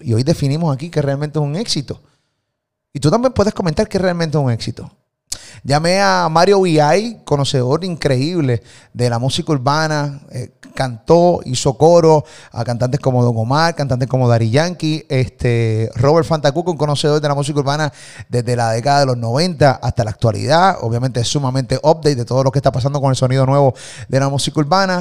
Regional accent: Puerto Rico; de Puerto Rico

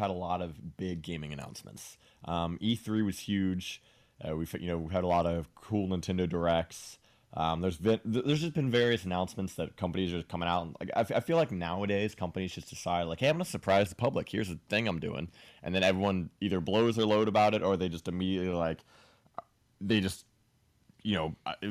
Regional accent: Ohio, United States; now in Florida, United States; I'm from Ohio.

